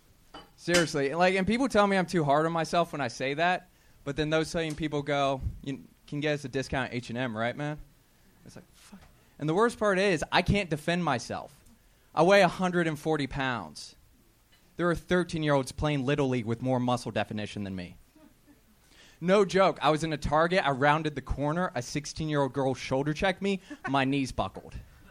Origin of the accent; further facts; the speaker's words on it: Columbus, Ohio, United States; No, I'm from Columbus, Ohio.